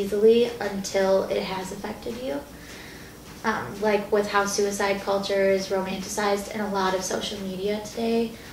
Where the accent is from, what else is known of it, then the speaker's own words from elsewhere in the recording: Fitchburg, Wisconsin, United States; near my hometown in around Fitchburg, Wisconsin, Madison